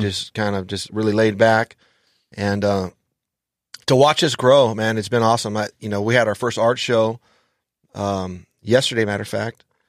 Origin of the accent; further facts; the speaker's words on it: Los Angeles, California, United States; I grew up in, uh, Los Angeles